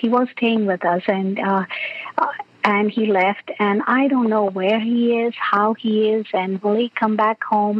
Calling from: California, United States; I'm calling from the Bay Area.

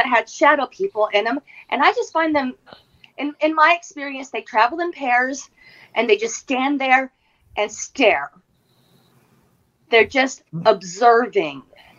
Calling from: Tennessee, United States; I'm actually in Tennessee, not too far from Eric there.

